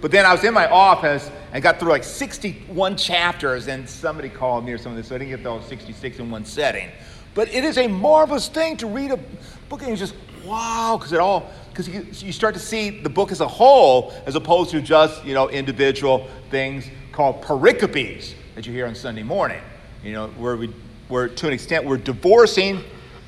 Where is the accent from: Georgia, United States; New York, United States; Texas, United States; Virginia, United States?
Georgia, United States; I'm from Georgia